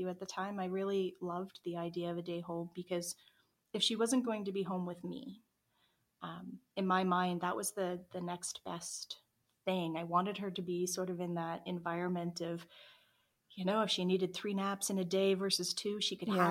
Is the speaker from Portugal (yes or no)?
no; Nova Scotia, Canada; now in Calgary, Canada; neither of us are from Calgary originally. We're from Nova Scotia, originally.